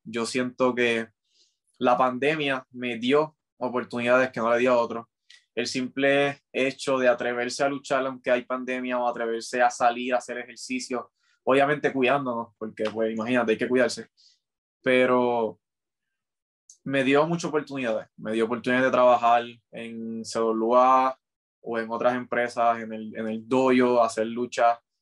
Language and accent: Spanish; Carolina, Puerto Rico; Yo soy de Carolina